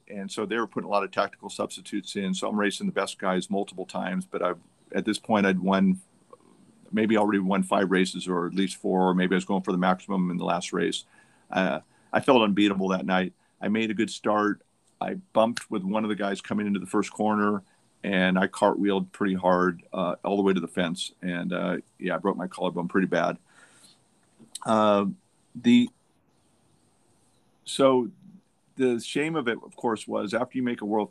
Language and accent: English; United States; I'm American. I'm the reigning American champion